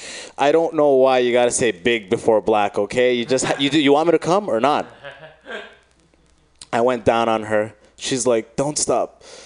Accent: Michigan, United States; now in San Francisco, United States; I came from Michigan. That's the sense you get, you know, hearing about San Francisco.

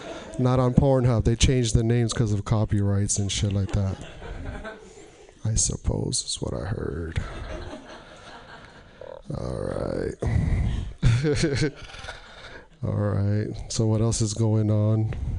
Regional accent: Portland, United States; I was driving by a school zone, and I'm from Portland, and I don't know what it is here

